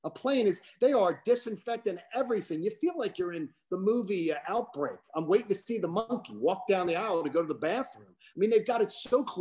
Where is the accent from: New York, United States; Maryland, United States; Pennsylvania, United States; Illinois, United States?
Pennsylvania, United States; now in Georgia, United States; my home state of Pennsylvania